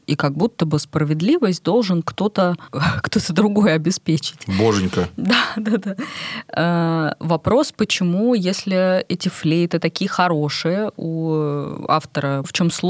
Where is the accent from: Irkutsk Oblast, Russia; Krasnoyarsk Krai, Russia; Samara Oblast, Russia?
Samara Oblast, Russia; Togliatti; Я из Тольятти.